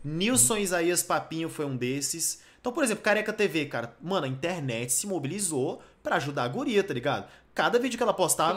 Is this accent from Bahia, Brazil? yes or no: no; Brasília, Federal District, Brazil; Eu sou de Brasília